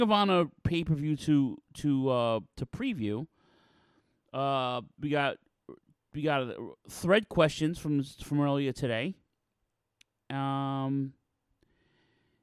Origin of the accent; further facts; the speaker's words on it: New York City, New York, United States; my hometown of Queens, New York